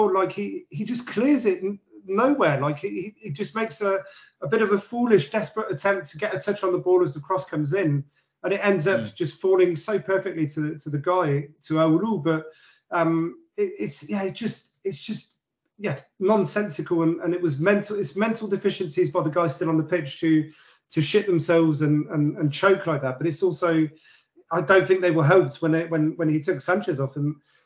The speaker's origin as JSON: {"language": "English", "region": "London", "country": "United Kingdom", "said": "we're from London."}